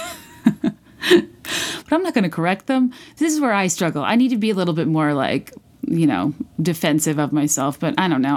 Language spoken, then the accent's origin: English; Virginia, United States; also born or lived in San Diego, California; I was born in San Diego, so I looked at the high school I like would have gone to if my family had never moved to Virginia